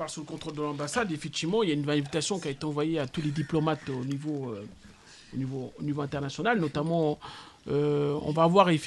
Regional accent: France; Aujourd'hui, je suis français et je suis fier d'être français.

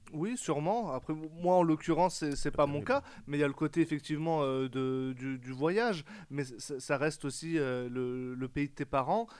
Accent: France; je suis né en France, euh, j'ai fait mes études en France, enfant de la République

